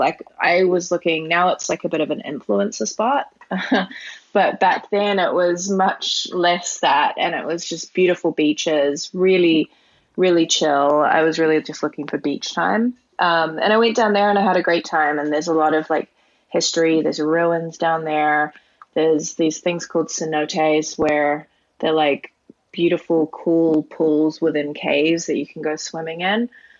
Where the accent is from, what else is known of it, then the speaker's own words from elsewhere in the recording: New Zealand; now in Canada; And I'm originally from New Zealand, but I couldn't actually get into New Zealand. So I couldn't go home and see my family. So I was like, I need to get out, I need to do something. And I live in Canada now